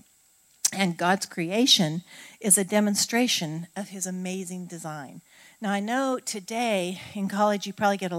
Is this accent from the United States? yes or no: yes; Oregon, United States; now in Southern United States; I grew up on the West Coast